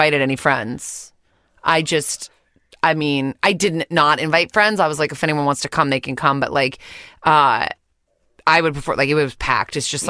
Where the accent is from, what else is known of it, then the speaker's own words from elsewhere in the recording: Connecticut, United States; I'm fucking from Connecticut.